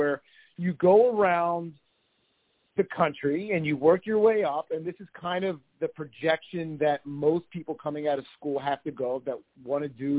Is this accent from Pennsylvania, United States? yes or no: yes; Bensalem, Pennsylvania, United States; I grew up in Bucks County. I grew up in Bensalem.